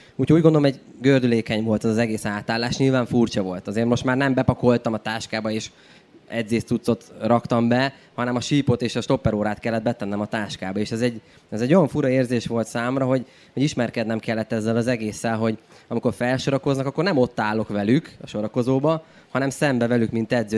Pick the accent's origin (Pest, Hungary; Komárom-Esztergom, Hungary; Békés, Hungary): Pest, Hungary; Cegléd; moved away; egy vidéki városból származunk Ceglédről